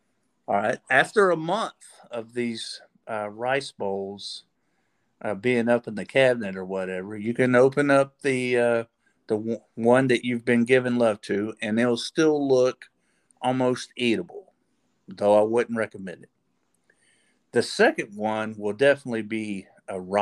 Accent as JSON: {"language": "English", "town": "Paris", "region": "Texas", "country": "United States", "tie": "born or raised there", "said": "I grew up in Paris, Texas"}